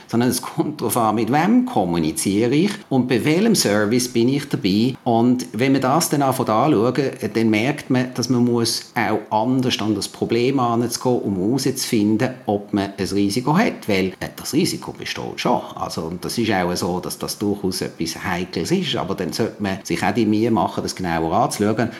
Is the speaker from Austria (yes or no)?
no; Switzerland; bei uns in der Schweiz